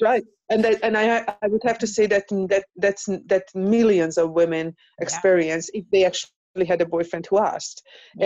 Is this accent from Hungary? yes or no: yes; Hungary; moved away; I am from Europe so, mm. and from Hungary